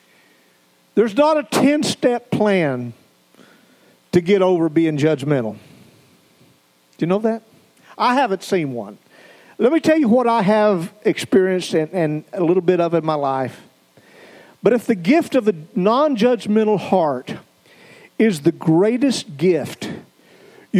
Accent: the South, United States; moved away as an adult; also born or lived in Idaho; we came from the South. We had our culture in the South

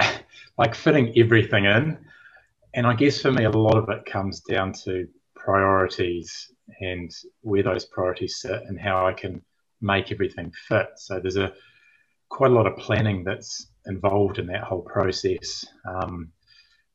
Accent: Timaru, Canterbury, New Zealand; moved away as an adult; also born or lived in United Kingdom; Moved back to my hometown in Timaru

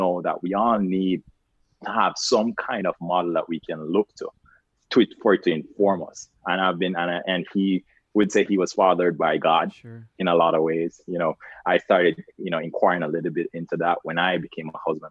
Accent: Carlisle, Saint Elizabeth, Jamaica; moved away as an adult; Growing up in Jamaica, it was a very, I would say, underexposed community. I'm from a very small town called Carlisle. St. Elizabeth

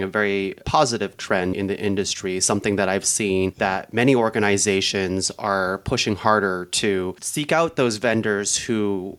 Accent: Canada; I'm from Canada

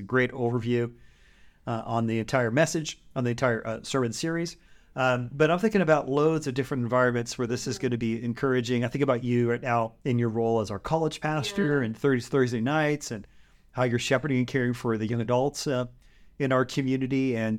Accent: California, United States; I'm from the Bay Area. You're from Missouri.

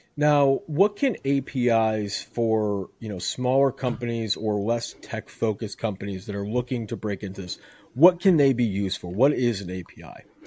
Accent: Chicago, Illinois, United States; now in Houston, United States; I'm originally from Chicagoland, so I, I, I'm used to the cold as well, but I moved to, uh, to Houston to escape it

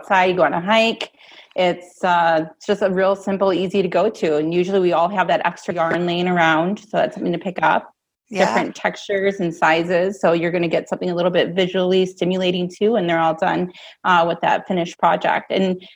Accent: Marengo, Illinois, United States; I'm from Marengo, Illinois.

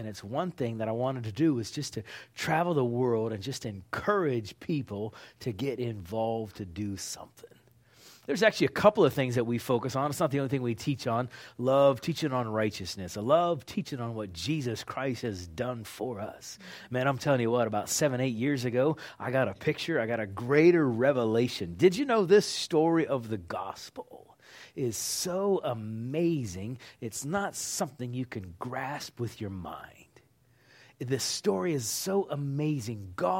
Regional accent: Pittsburgh, Pennsylvania, United States; also born or lived in Oklahoma; Oklahoma. Been living there for decades. Recently, I'm from Pittsburgh, Pennsylvania.

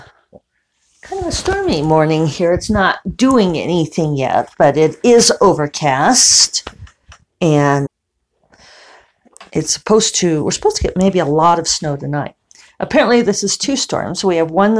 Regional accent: Denver, Colorado, United States; now in New Mexico, United States; growing up in Denver

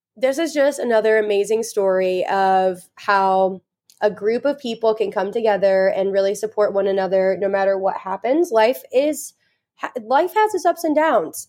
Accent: Indiana, United States; we are from Indiana

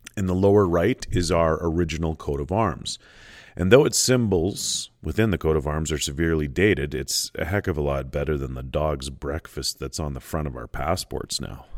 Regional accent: Canada; being Canadian

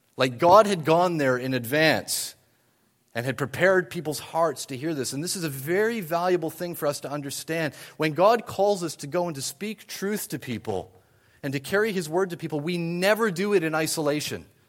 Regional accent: New Brunswick, Canada; moved away as an adult; also born or lived in United Kingdom; now in Ottawa, Canada; I grew up in New Brunswick and was then in the U K for a number of years

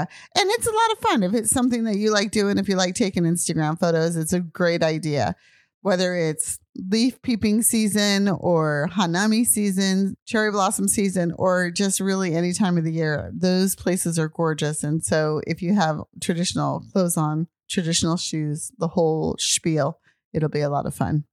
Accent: United States; moved away as an adult; also born or lived in Japan; I'm American.

